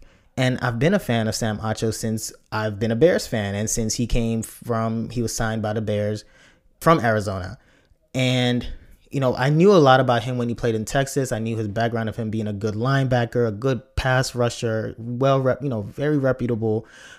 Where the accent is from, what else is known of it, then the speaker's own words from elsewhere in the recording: Nigeria; as a kid growing up, it was always good to watch and see someone with a name that was Nigerian. And as a Nigerian, I could tell.